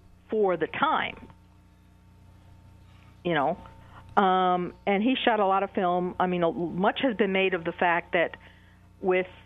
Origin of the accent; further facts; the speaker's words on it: New York City, New York, United States; I'm from Queens, New York myself. And I grew up in a town called College Point, which was also a waterfront community